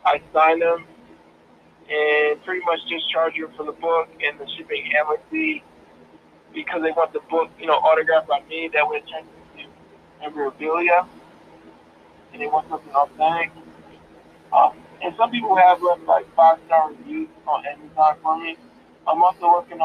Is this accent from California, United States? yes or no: no; Coatesville, Pennsylvania, United States; also born or lived in Lancaster, Pennsylvania; I'm originally from Coastal, Pennsylvania. I was born at Brandywine Hospital. It's in Coastal Area School District, and that's where I was born. And that's the humble beginning. The humble beginnings also starts in Coastal. I grew up in a single parent house of five